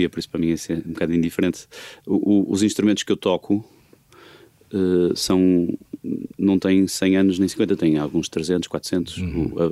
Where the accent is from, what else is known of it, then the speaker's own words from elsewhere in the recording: Porto District, Portugal; accent: Porto; eu tenho o sotaque que tenho, meio portuense, meio, meio portuense complexado, porque não é de 100%, mas é, é a maneira que eu, que eu aprendi a falar, a ouvir os meus pais e tal.